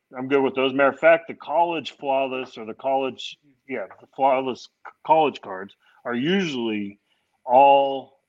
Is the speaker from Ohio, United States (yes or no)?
no; California, United States; moved away; also born or lived in New York / Florida / Kansas City; I'm actually from California originally. I lived in New York a little while. I lived in Florida, Kansas City.